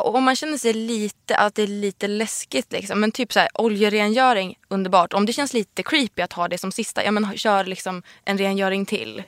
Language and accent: Swedish; Sweden; I'm Swedish